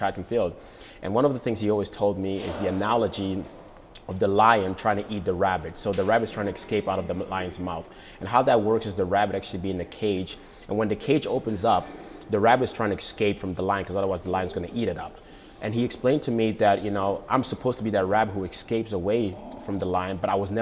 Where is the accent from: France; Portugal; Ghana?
Ghana; moved away; also born or lived in Netherlands / United States; Growing up in Ghana, I really remember when I was a little kid that we didn't have much